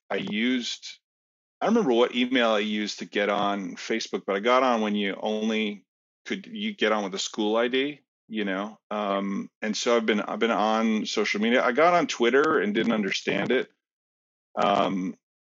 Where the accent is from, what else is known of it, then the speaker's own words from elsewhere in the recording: New Jersey, United States; I grew up in New Jersey